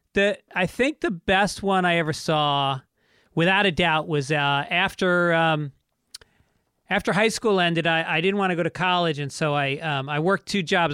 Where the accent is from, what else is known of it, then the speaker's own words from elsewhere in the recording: New York, United States; I grew up in New York and my dad was a radio guy